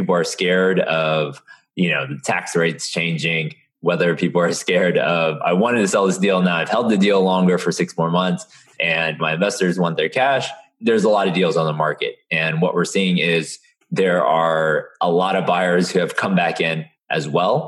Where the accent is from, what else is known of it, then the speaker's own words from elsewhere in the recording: Houston, Texas, United States; also born or lived in Austin, Texas; born and raised in Houston